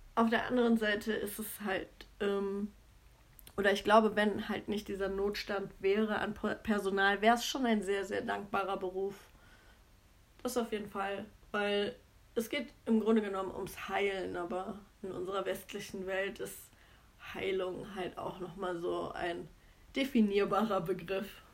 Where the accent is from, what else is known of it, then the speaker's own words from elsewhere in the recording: Cologne, North Rhine-Westphalia, Germany; ich komme ursprünglich aus Köln.